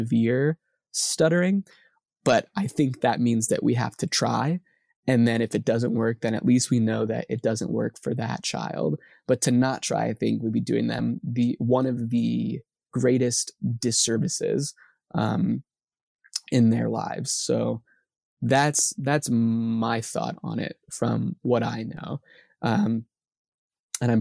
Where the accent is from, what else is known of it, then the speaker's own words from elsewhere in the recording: Corpus Christi, Texas, United States; I hail from South Texas, Corpus Christi